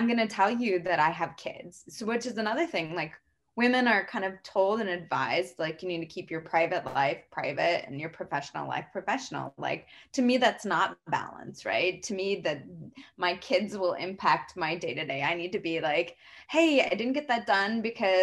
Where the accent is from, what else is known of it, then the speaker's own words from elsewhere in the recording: Arizona, United States; I grew up in Arizona